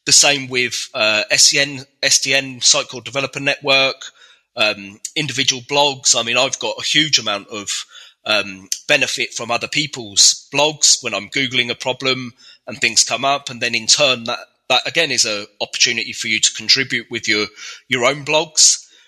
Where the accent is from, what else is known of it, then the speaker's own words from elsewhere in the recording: Reading, South East England, United Kingdom; I'm from Reading in the UK